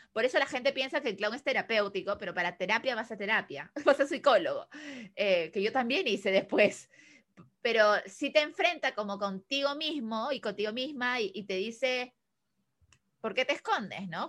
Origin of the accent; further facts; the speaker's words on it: Peru; also born or lived in Chile; me regresaron como a peruana, regresa a Perú.